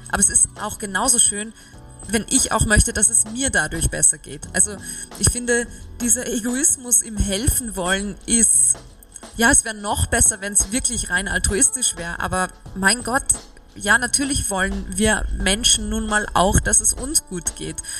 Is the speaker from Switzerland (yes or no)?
no; Salzburg, Austria; moved away as an adult; also born or lived in Vienna; wenn man in Salzburg aufwächst und Schauspielerin werden möchte als Kind